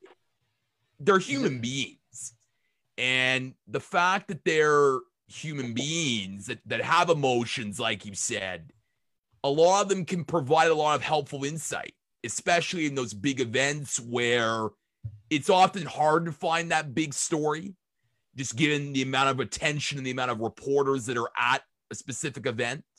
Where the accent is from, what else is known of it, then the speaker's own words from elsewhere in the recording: Toronto, Ontario, Canada; growing up in Toronto, of course, the Toronto Maple Leafs were this huge cultural team